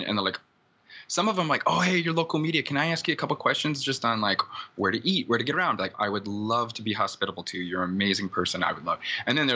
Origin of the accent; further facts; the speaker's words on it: Iowa, United States; now in Oakland, United States; I'm from Iowa.